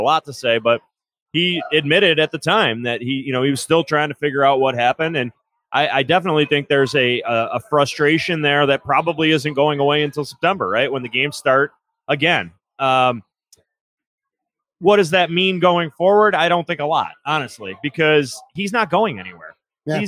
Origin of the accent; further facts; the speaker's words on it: Lewiston, New York, United States; now in Amherst, United States; I am actually from Lewiston originally. So Niagara County